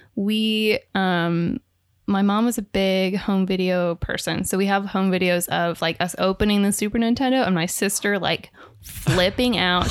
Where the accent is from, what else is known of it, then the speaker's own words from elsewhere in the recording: Minneapolis, Minnesota, United States; I'm from Minneapolis, Minnesota.